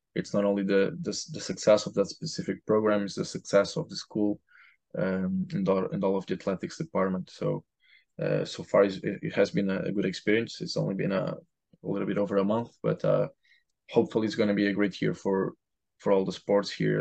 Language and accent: English; Portugal; moved away as an adult; also born or lived in Lisbon, Portugal; now in Providence, United States; I'm from Portugal